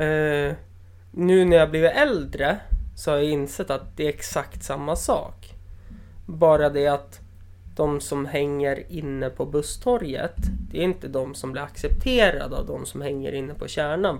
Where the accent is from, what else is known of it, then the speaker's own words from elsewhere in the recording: Östersund, Jämtland, Sweden; also born or lived in Umeå; jag är från Östersund